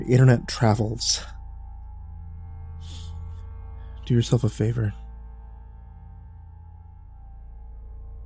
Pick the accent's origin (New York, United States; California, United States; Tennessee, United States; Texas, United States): Texas, United States; I'm from Texas